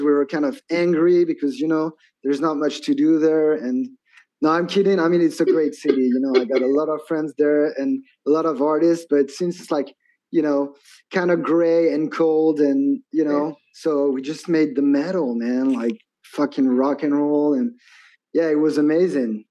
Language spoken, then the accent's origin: English; Metz, Grand Est, France; English is a second language; now in Annecy, France; I'm from France, right? And you actually you actually came to my hometown